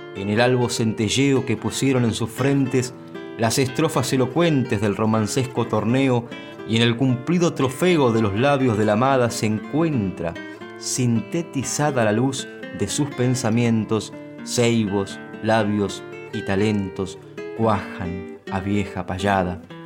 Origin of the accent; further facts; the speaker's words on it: San Vicente, Buenos Aires Province, Argentina; en mi pueblo, en San Vicente